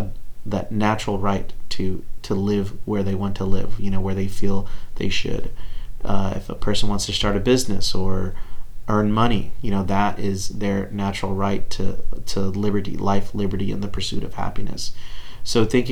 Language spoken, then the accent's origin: English; Texas, United States